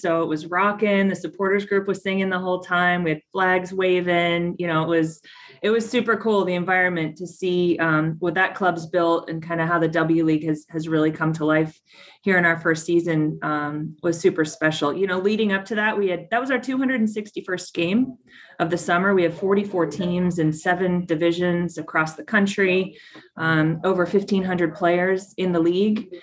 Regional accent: Tucson, Arizona, United States; I got to know it through my local team in Tucson, mm-hmm. FC Tucson. It's my hometown

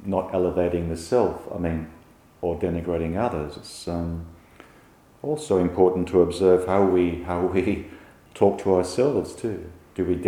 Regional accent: England, United Kingdom; growing up in England in the 1960s

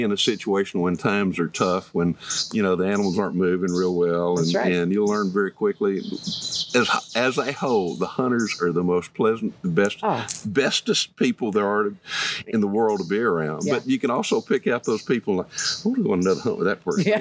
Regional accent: Texas, United States; I am from Texas, and I'm very proud of that fact

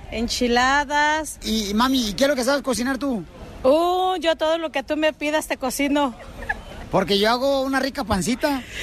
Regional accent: Michoacán, Mexico; Soy la güera de Michoacán

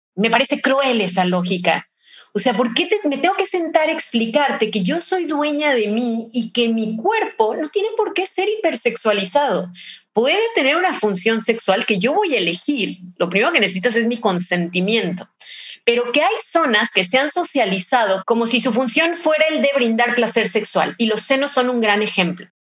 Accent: Mexico; soy de México

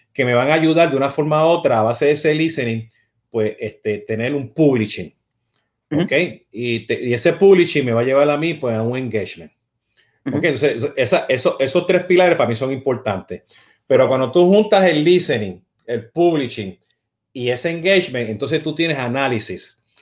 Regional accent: Puerto Rico; yo siendo puertorriqueño

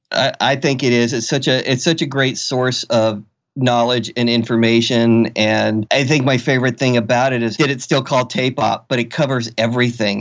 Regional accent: Florida, United States; moved away as an adult; now in Seattle, United States; I came from Florida, and, and to say the least, where I was from was not the technological mecca of the world

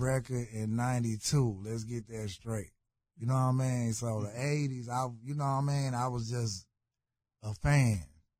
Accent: Houston, Texas, United States; You know, I'm from South Park. When I came from Chicago, South Park, my hood.

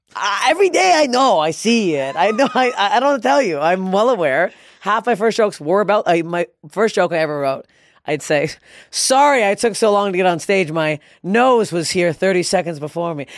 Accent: Toronto, Ontario, Canada; It was my hometown

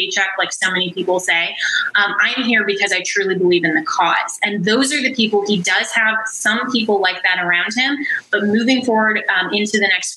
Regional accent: Colorado, United States; I come from Colorado

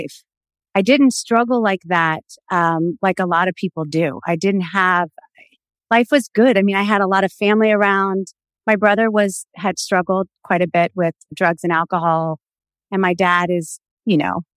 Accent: the South, United States; So we grew up in the South where everybody was like kind of fundamentalist Christian.

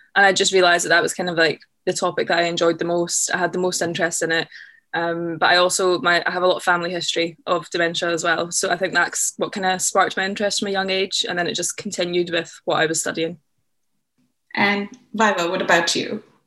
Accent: just outside of Glasgow, Scotland, United Kingdom; moved away as an adult; also born or lived in Loch Lomond; now in London, United Kingdom; I grew up sort of just outside of Glasgow

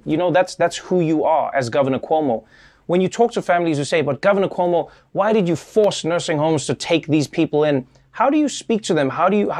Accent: New York, United States; And I know as a New Yorker

